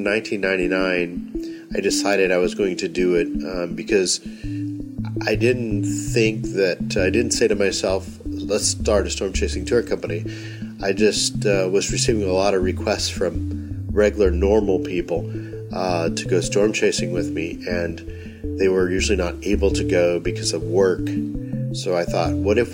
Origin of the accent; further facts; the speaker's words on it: North Texas, United States; growing up in North Texas, where we have big storms on a regular basis